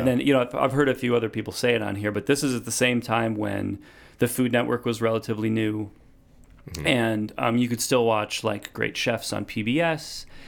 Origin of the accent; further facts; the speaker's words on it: Wheeling, Illinois, United States; Yeah, I grew up in Wheeling, Illinois, which is, you know, suburb.